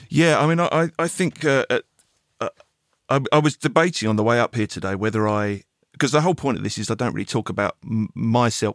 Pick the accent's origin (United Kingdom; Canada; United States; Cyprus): United Kingdom; England; being an Englishman